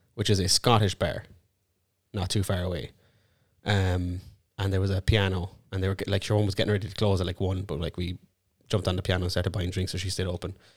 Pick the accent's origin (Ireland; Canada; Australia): Ireland; I'm actually Irish too